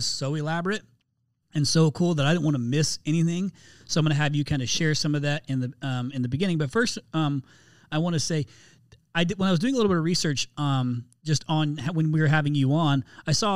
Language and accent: English; Indianapolis, Indiana, United States; moved away; I'm from Indianapolis, or I'm from outskirts of Indianapolis.